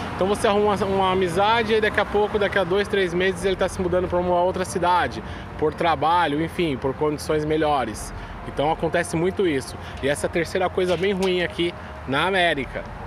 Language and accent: Portuguese; São Paulo, Brazil; moved away as an adult; now in New York, United States; eu sou paulista, a gente fala cortando todas as palavras